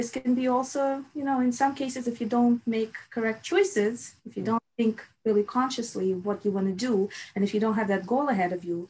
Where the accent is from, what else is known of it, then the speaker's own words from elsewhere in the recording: Russia; moved away as an adult; now in United States; So I was born in Russia and I lived in Russia till I was 21